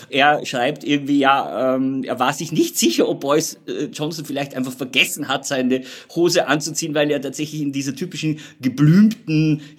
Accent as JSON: {"language": "German", "country": "Austria", "said": "wo man als Österreicher so ein bisschen"}